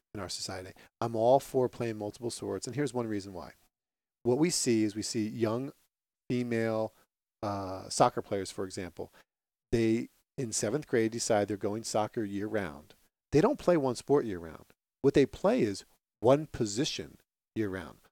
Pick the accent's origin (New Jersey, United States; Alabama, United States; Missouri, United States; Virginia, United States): New Jersey, United States; Phillipsburg; As a little kid growing up in the sports intense town of Phillipsburg, New Jersey